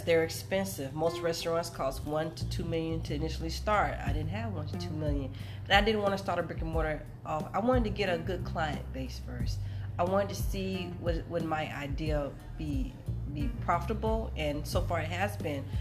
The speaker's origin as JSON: {"language": "English", "region": "Mississippi", "country": "United States", "said": "I'm from Mississippi, uh, Mississippi girl, proud"}